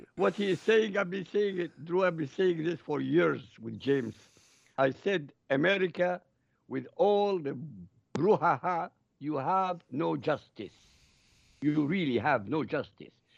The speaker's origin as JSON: {"language": "English", "country": "Iraq", "moved": "yes", "lives_now": "Europe", "said": "I live in Europe. I come from Iraq."}